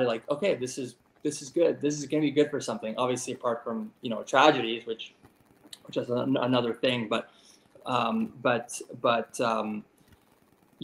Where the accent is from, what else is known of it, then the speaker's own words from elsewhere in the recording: Canada; as a Canadian